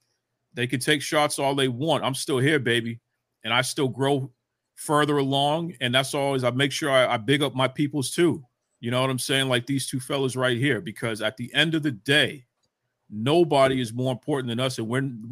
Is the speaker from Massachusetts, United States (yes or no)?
yes; Boston, Massachusetts, United States; I'm from Boston